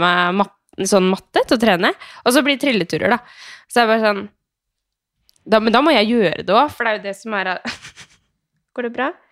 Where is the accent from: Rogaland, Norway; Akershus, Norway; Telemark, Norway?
Telemark, Norway; Skien; now in Oslo, Norway; hjemme i Skien